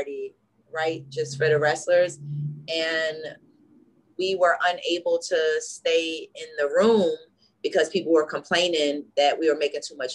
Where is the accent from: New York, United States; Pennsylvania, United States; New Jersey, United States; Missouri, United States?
New Jersey, United States; Newark; We're from Newark, New Jersey.